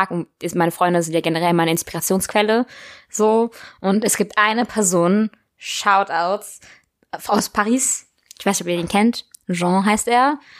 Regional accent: Berlin, Germany; ich komme aus Berlin

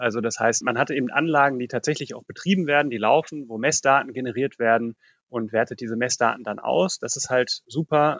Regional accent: Ruhr area, North Rhine-Westphalia, Germany; Ich bin im Ruhrgebiet aufgewachsen

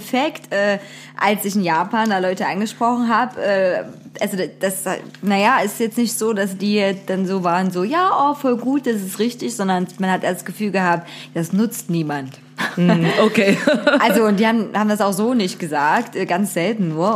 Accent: Zwickau, Saxony, Germany; in meiner Heimatstadt los ist. Zwickau

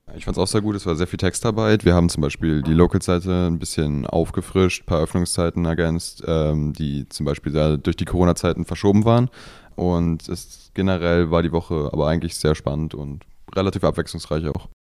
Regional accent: Büchen, Schleswig-Holstein, Germany; ich komme tatsächlich aus Büchen

